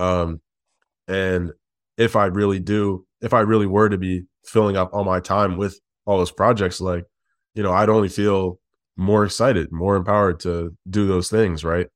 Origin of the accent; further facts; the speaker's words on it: Detroit, Michigan, United States; also born or lived in Midwest; now in Chicago, United States; I was born in Detroit and we now live in Chicago. We've spent most of our lives, like, in the Midwest